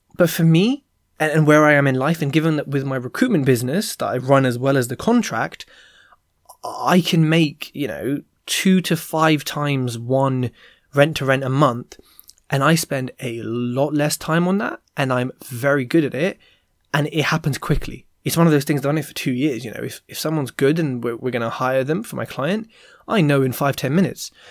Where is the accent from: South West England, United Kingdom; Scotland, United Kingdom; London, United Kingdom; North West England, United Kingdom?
London, United Kingdom; I'm from London, West London at Heathrow Airport.